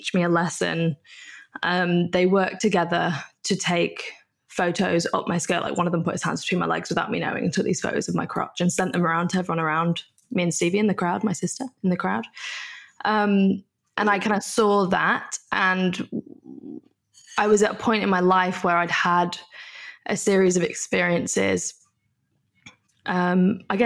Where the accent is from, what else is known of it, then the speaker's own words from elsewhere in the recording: a small town in the north of England, United Kingdom; moved away as an adult; also born or lived in London; now in Melbourne, Australia; I'm not from London. I'm from like a small town in the north of England